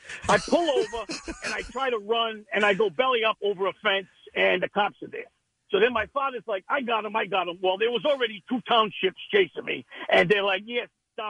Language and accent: English; Rhode Island, United States; Rhode Island.